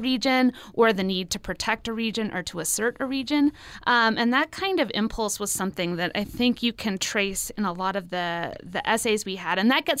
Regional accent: Utah, United States; I grew up here in Utah, and Utah is its own unique region.

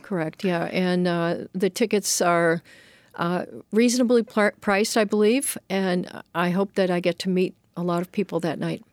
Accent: Boston, Massachusetts, United States; moved away; also born or lived in Hiltons, Virginia / Worcester, Massachusetts; So I was raised in Boston

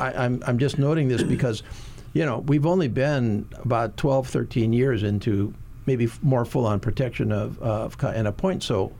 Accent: Hawaii Island, United States; Congressman Kahele and I, you know, we're both from Hawaii Island

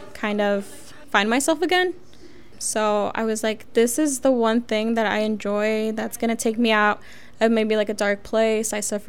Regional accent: Kansas City, Missouri, United States; I've never been to Mexico. I've never been in El Salvador. I was born and raised here in Kansas City.

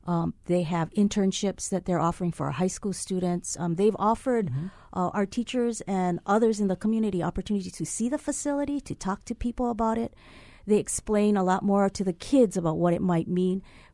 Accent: Hilo, Hawaii, United States; I'm from Hilo.

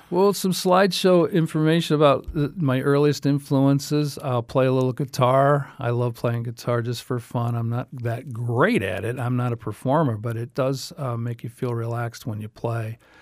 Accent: New York, United States; now in Southwest Florida, United States; I'm from New York

